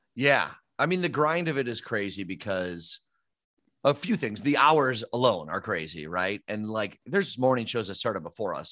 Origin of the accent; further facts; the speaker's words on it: Downers Grove, Illinois, United States; I grew up in Downers Grove